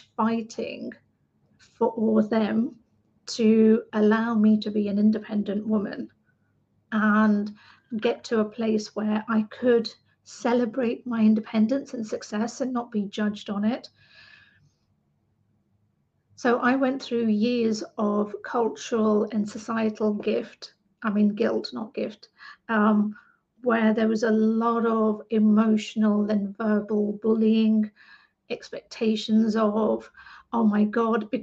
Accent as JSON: {"language": "English", "region": "England", "country": "United Kingdom", "tie": "born or raised there", "said": "I'm an British Asian woman, second generation Indian Asian woman in England"}